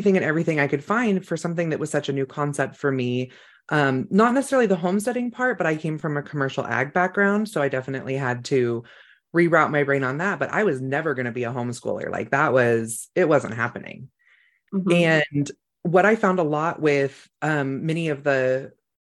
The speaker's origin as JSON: {"language": "English", "area": "Sonoma County", "region": "California", "country": "United States", "tie": "born or raised there", "said": "I grew up in Sonoma County"}